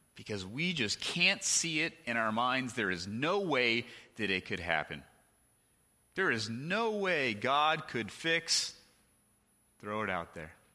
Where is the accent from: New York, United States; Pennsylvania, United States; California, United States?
California, United States; the house we lived in growing up in California